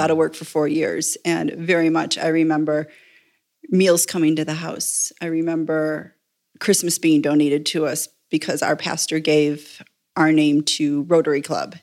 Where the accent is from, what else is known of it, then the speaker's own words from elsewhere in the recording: Buffalo, New York, United States; moved away as an adult; also born or lived in Indiana / Chaparral, New Mexico; now in El Paso, United States; I grew up Presbyterian, uh, baptized, confirmed, married in a Presbyterian church in the little suburb I grew up in just outside of Buffalo.